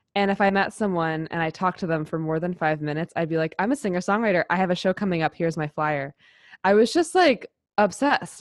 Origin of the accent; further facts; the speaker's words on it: New York City, New York, United States; I grew up in New York City and I grew up in theater